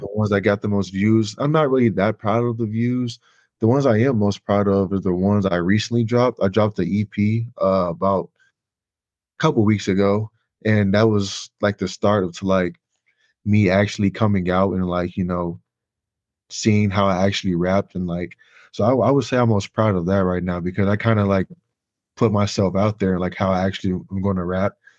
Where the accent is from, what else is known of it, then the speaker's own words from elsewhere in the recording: Chicago, Illinois, United States; now in Indiana, United States; I'm originally from Chicago. I grew up in the area